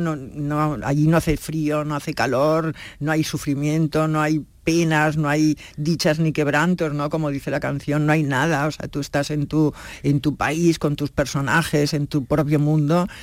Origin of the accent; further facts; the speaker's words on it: Catalonia, Spain; ya sabes que yo soy catalana, vivo en Barcelona